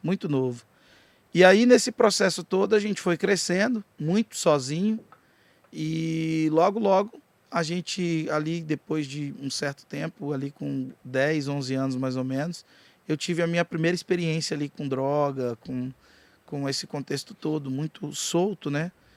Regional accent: Jataí, Goiás, Brazil; eu sou de Jataí, aqui do lado, mas falo português, como vocês

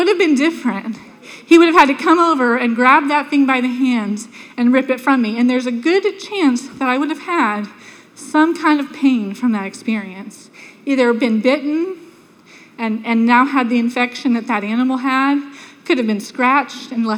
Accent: Sanford, United States; When I was a little girl, we grew up in Sanford

